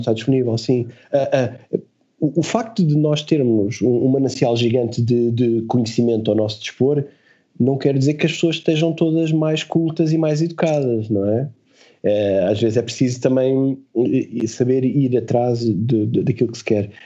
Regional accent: Portugal; nós somos portugueses

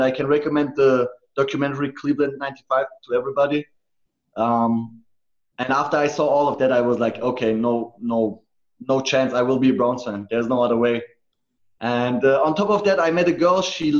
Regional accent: Germany; also born or lived in Munich; No, it's full Turkish, actually. So yeah. My parents are full Turkish. But I'm German on paper and born and raised in Germany.

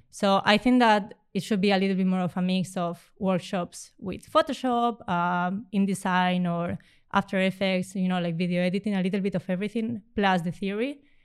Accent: Spain; moved away as an adult; also born or lived in Romania; now in Amsterdam, Netherlands; I come from Spain

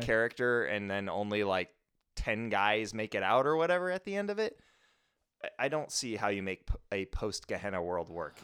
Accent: United States; speaking as an American

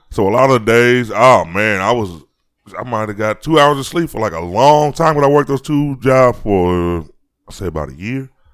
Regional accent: Chicago, Illinois, United States; on my street when I grew up in Chicago

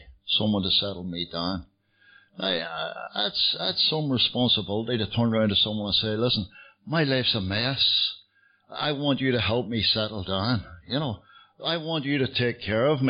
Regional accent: Belfast, Northern Ireland, United Kingdom; moved away as an adult; now in London, United Kingdom; I get sober in Belfast, you can tell from the accent. I'm not from London. I've lived in London for many years. But I was born in Belfast

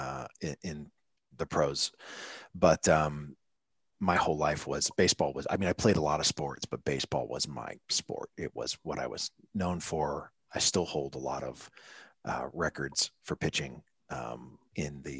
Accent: New Hampshire, United States; moved away as an adult; also born or lived in Florida; I was born and raised in New Hampshire, so it's a little different up Northeast.

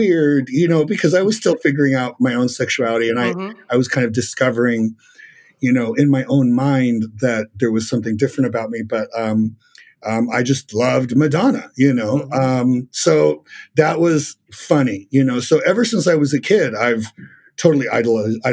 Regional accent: Los Angeles, California, United States; moved away as an adult; also born or lived in Argentina / San Diego / Las Vegas; now in New York City, United States; I moved to LA when I was a kid, and I lived in LA until I was in my mid 20s

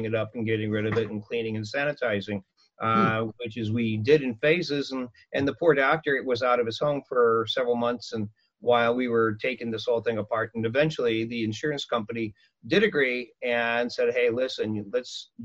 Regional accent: Illinois, United States; moved away as an adult; now in Anaheim, United States; Illinois, a farm town

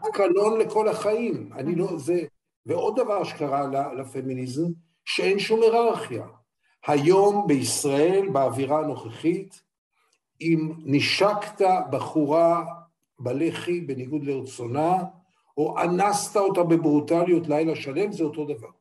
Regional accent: Israel; אני ישראלי

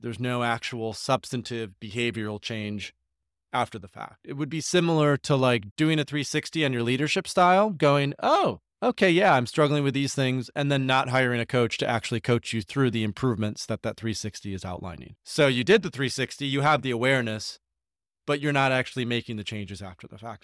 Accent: Grand Rapids, Michigan, United States; I grew up in Grand Rapids, Michigan, uh, in a suburb of fifteen thousand people

